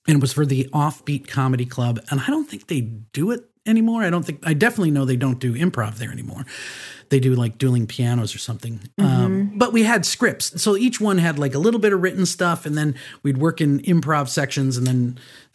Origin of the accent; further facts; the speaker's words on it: Minnesota, United States; moved away as an adult; also born or lived in California; I was actually in California, but I'm from Minnesota